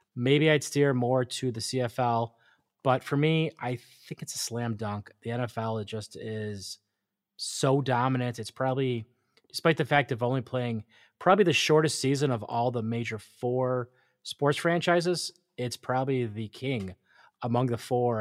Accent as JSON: {"language": "English", "country": "United States", "said": "as an American"}